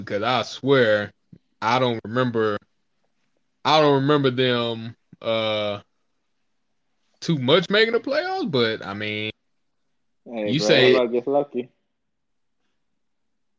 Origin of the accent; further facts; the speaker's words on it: Dallas, Texas, United States; moved away; I am from Dallas